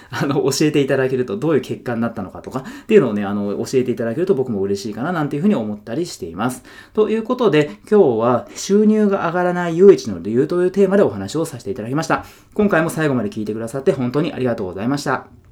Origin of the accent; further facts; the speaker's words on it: Yokohama, Kanagawa, Japan; 僕ずっと横浜に住んでて、で、地元が横浜で、今も横浜なんですけど